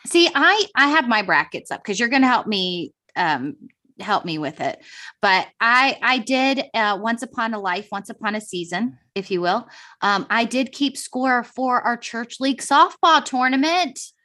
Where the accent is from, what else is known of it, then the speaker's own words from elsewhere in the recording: Virginia, United States; moved away; also born or lived in North Carolina; I am from Virginia